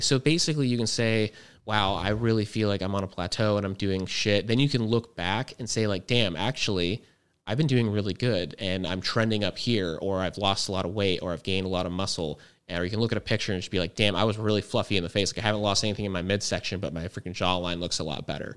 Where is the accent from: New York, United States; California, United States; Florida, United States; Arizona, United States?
Arizona, United States; Fort Huachuca; I grew up in Fort Huachuca, which is very high altitude.